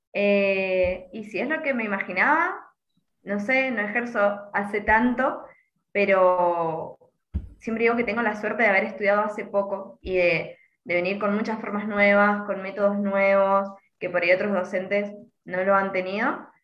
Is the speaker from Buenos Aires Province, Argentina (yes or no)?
no; Mendoza, Argentina; yo soy de Mendoza